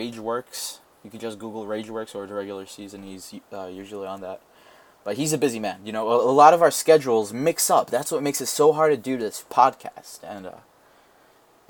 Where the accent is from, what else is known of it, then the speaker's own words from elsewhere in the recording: New York, United States; I am a New Yorker